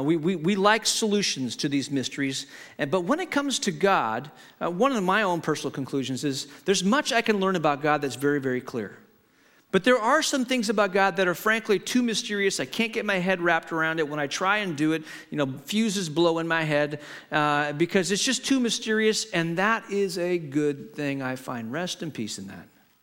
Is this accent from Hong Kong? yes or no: yes; Hong Kong; I grew up in Hong Kong. My parents were missionaries, and I grew up in the 60s and 70s in Hong Kong.